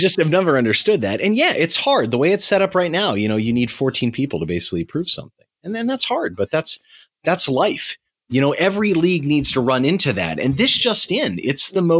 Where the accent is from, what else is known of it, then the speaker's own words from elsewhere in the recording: United States; coming from an American